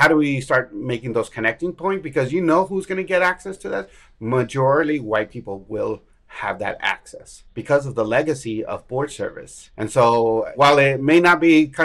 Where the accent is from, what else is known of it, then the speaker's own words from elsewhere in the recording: El Paso, Texas, United States; now in Austin, United States; I'm originally from El Paso. So I'm from West Texas, based in Austin. I've been here for about 25 years